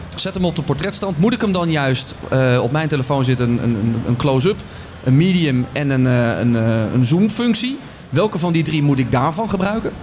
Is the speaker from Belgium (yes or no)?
no; Netherlands; we zijn eh, Hollanders, we zijn Nederlanders